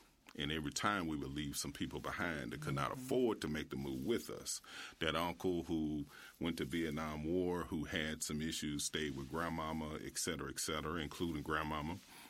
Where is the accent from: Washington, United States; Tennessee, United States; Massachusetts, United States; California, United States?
Tennessee, United States; Memphis; Originally born in South Memphis, I attended A.B. Hill Elementary on Latham. And years later, my parents moved to Whitehaven, and I went to Hillcrest High School from 7th through 12th.